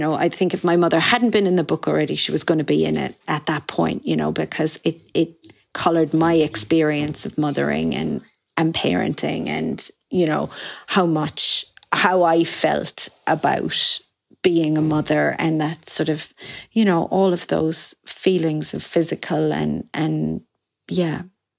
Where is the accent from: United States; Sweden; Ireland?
Ireland; my mother was like a modern Irish woman, you know, and I grew up in the Ireland of the 90s.